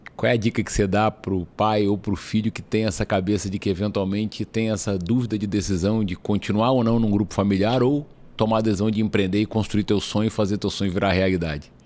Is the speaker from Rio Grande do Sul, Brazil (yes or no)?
no; Espírito Santo, Brazil; moved away; eu sou do Espírito Santo